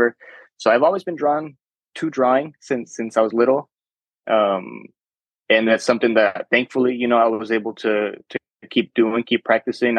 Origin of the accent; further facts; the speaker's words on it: Chula Vista, California, United States; first language Spanish; English is a second language; I grew up in Chula Vista